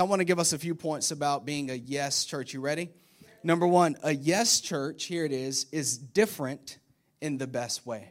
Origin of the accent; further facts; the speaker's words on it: Florida, United States; moved away; I'm from Florida